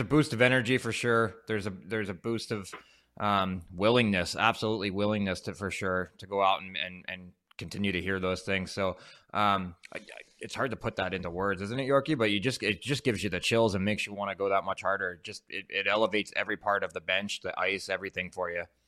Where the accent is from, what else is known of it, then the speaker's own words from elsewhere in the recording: New Jersey, United States; we're both from South Jersey.